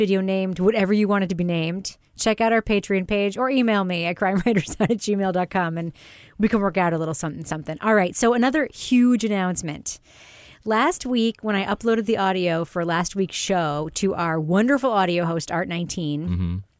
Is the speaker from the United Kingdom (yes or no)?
yes; United Kingdom; you're younger than me, you're smoother than me, more American than me. I'm British, so that's not hard to do.